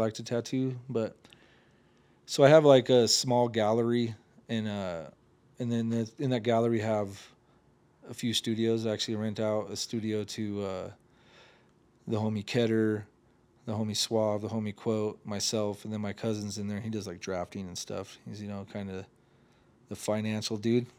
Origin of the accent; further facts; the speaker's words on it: Oregon, United States; I'm from Oregon